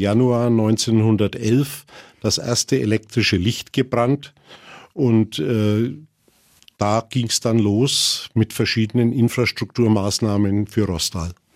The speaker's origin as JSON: {"language": "German", "town": "Roßtal", "region": "Bavaria", "country": "Germany", "tie": "born or raised there", "said": "Ich bin im, am Marktplatz aufgewachsen"}